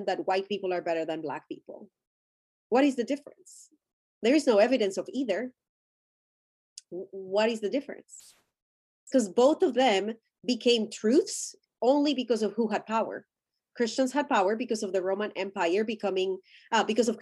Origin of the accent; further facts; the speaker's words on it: Colombia; my ethnicity is I'm Colombian. I'm Latin American. That's my ethnicity.